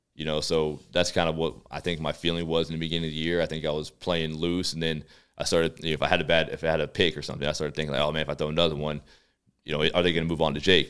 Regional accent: Texas, United States; moved away as an adult; now in Calgary, Canada; we're from the States, obviously. I'm from Texas

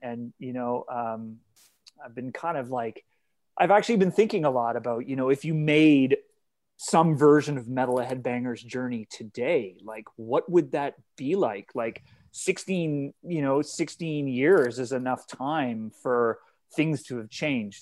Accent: Canada; I'm Canadian

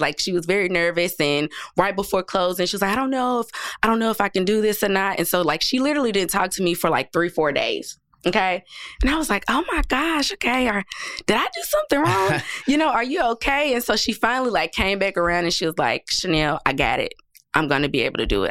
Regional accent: Nashville, Tennessee, United States; I grew up in public housing my entire life. Um, right here in Nashville

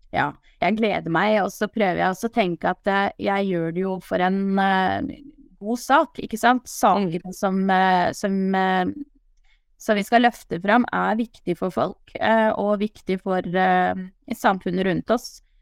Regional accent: Palestine; now in Skien, Norway; min bakgrunn at jeg er opprinnelig fra Palestina

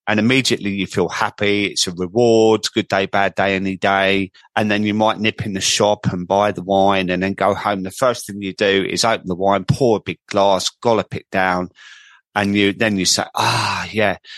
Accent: Croydon, London, United Kingdom; accent: market boy; I come from Croydon, as everyone knows, and I sound like a market boy

